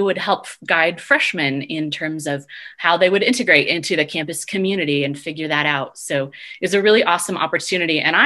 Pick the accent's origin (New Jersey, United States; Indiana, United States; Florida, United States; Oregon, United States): Oregon, United States; now in Fort Collins, United States; I'm originally from Oregon.